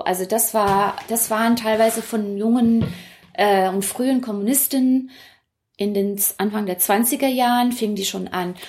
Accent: Hong Kong; moved away as an adult; now in Berlin, Germany; Ich bin dort geboren, aufgewachsen und wenn man fragt, wo ich herkomme, sage ich immer noch Hongkong

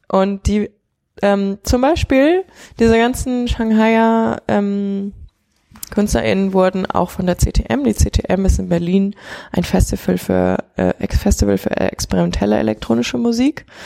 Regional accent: China; quasi auch diesen ganzen ähm, Schulrestriktionen, mit denen man aufgewachsen ist in China.

